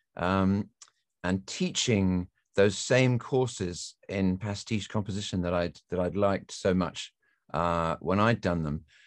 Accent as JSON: {"language": "English", "region": "England", "country": "United Kingdom", "tie": "born or raised there", "moved": "yes", "said": "I grew up in England, as you can tell from my accent"}